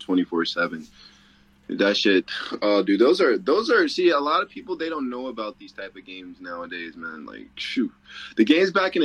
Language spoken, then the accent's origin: English; Staunton, Virginia, United States; moved away as an adult; also born or lived in Maryland; I came from Stanton, Virginia